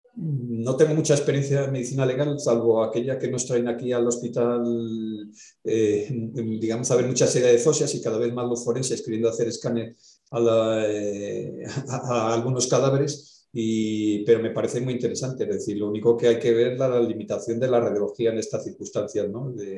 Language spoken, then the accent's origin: Spanish; Valladolid, Castile and León, Spain; yo soy de Valladolid